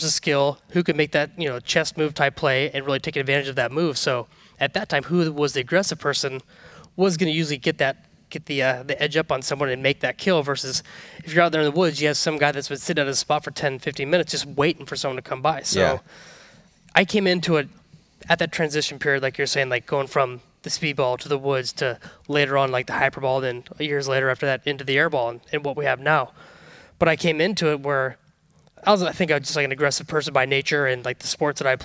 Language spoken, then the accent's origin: English; Northern California, United States; growing up in Northern California